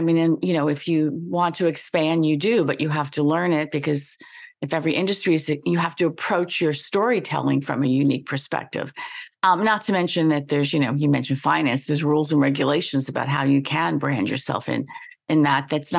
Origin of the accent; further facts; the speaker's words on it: New York, United States; also born or lived in Washington, D.C.; I was told that I don't sound like I'm from New York unless I get angry. And then it's like, okay, now I lived in DC for a while